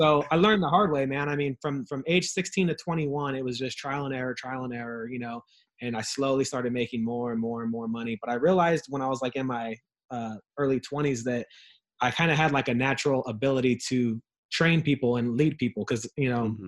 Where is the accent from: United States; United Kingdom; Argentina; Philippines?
United States; Ontario, California; I grew up in Ontario, in a rough part of town in in Southern California.